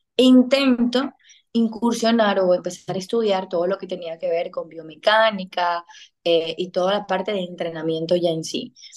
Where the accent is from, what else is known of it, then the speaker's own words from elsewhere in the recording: Venezuela; moved away as an adult; now in Dominican Republic; yo soy venezolana, residente en República Dominicana desde hace seis años